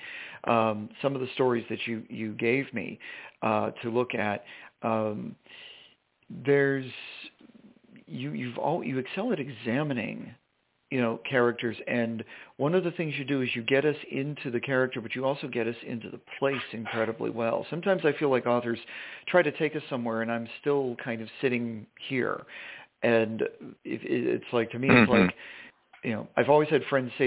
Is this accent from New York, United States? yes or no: no; Cambridge, Vermont, United States; I grew up in Vermont